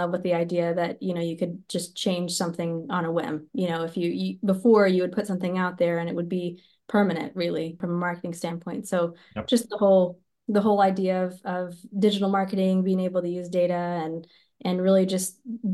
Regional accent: West Texas, United States; growing up in West Texas, I grew up around monoculture

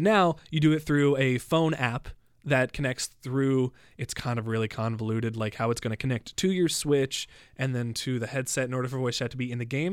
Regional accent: United States; now in Canada; I'm an American

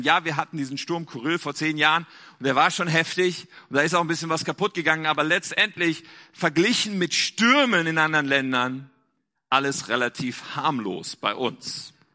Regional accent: Germany; also born or lived in North Rhine-Westphalia; wir in Deutschland

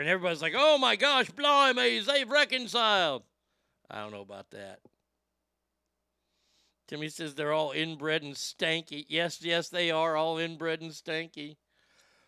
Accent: United States; I'm American.

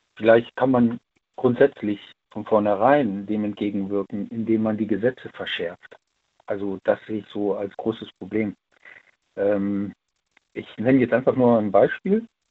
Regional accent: Siegburg, North Rhine-Westphalia, Germany; ich komme ja aus NRW, ich komme ja aus Siegburg

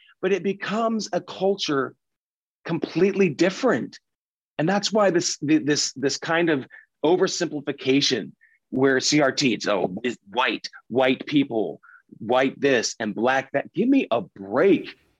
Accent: Pennsylvania, United States; I mean, I grew up in Pennsylvania and Dutch culture.

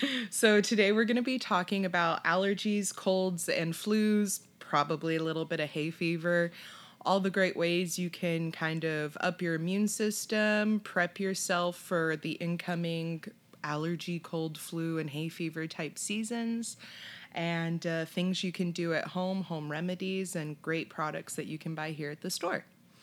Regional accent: California, United States; I'm born and raised in California.

